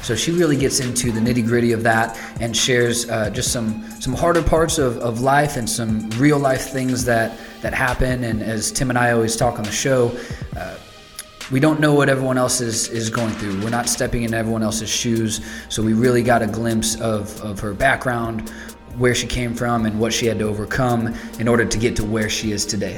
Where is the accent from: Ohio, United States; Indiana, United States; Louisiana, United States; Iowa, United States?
Indiana, United States; Northwest; now in Indianapolis, United States; we're in Indianapolis currently, but I'm from Northwest Indiana, so real close to Chicago without crossing the border